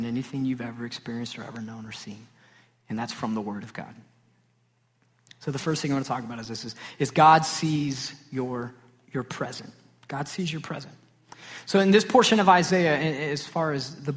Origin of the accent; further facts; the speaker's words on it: Sachse, Texas, United States; I grew up in Saxe, Texas